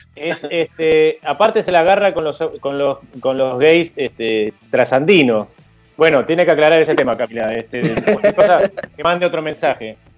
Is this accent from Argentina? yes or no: yes; Argentina; soy argentino